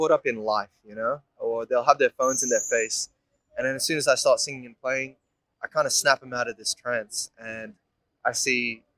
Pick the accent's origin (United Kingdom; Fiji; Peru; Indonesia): Indonesia; now in Melbourne, Australia; I'm 25 years old, I'm from Indonesia. And I'm a singer-songwriter based in Melbourne now.